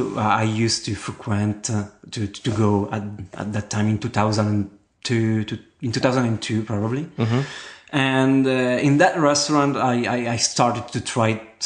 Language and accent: English; Verona, Veneto, Italy; moved away as an adult; now in Perugia, Italy; Yes, I'm from Verona. So I was born in Veneto, but I moved very quickly when I was 18, actually, to Umbria, where I live, now in Perugia